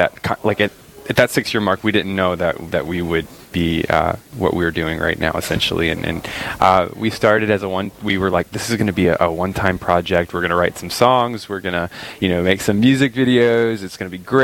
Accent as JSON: {"language": "English", "town": "New Orleans", "region": "Louisiana", "country": "United States", "said": "I'm from New Orleans, Louisiana. I live with my wife, Molly, there."}